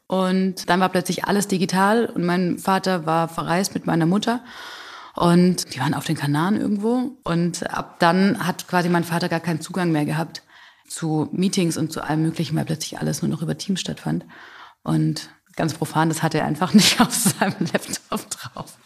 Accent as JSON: {"language": "German", "town": "Calw", "region": "Baden-Württemberg", "country": "Germany", "tie": "born or raised there", "accent": "Swabian", "said": "Das ist mein Zuhause, das ist meine Heimat. Hier komme ich her"}